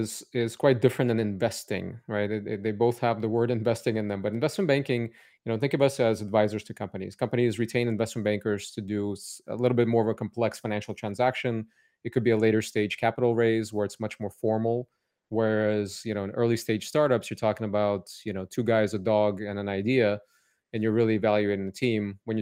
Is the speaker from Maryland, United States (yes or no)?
no; Cupertino, California, United States; also born or lived in Odessa, Ukraine; So I was born in Odessa, Ukraine. It was Soviet Union then, and my family immigrated to Silicon Valley, San Francisco first, and then I grew up in Cupertino. So I've been here since the age of eight in California.